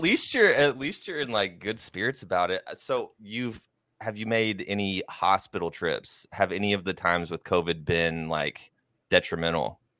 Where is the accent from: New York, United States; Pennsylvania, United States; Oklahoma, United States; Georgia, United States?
Oklahoma, United States; I grew up in Oklahoma